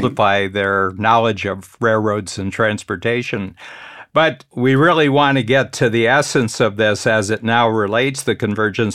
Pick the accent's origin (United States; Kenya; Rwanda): United States; Northern Ohio; I grew up in Northern Ohio, halfway between Cleveland and Toledo.